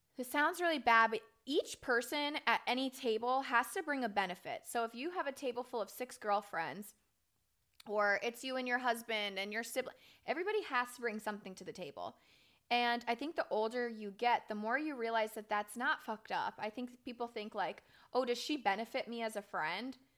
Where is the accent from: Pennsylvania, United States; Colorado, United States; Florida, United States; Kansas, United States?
Florida, United States; moved away as an adult; I was raised in Florida my entire life. I spent eighteen years there